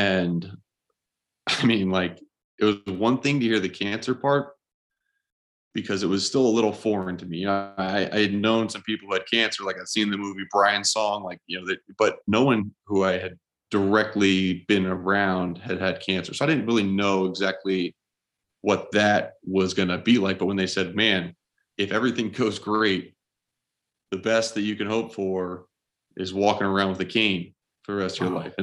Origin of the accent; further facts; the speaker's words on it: Wayne, Pennsylvania, United States; I'm from Wayne, Pennsylvania